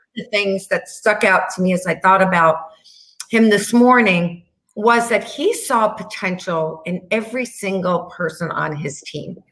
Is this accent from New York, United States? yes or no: yes; New York, United States; Being a New Yorker